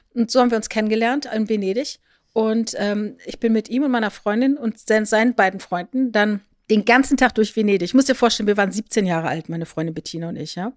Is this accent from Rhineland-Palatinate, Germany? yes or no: yes; Rhineland-Palatinate, Germany; Ich bin ja in der Südpfalz groß geworden und bin in meinem Jugendzentrum Wörth Freitagabends ausgegangen